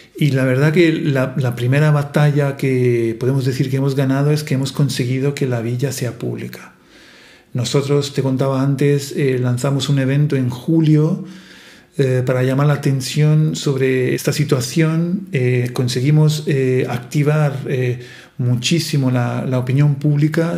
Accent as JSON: {"language": "Spanish", "country": "Italy", "second_language": "Spanish", "moved": "yes", "lives_now": "Marche, Italy", "said": "soy italiano"}